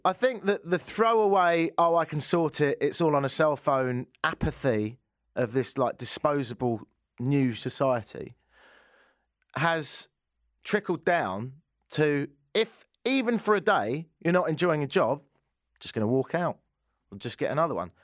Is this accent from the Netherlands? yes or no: no; England, United Kingdom; now in Canada; growing up in England